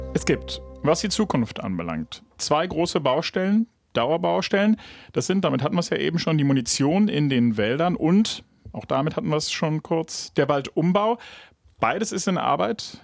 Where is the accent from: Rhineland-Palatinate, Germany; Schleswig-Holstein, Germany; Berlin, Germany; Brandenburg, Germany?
Brandenburg, Germany; Ich bin ja Brandenburger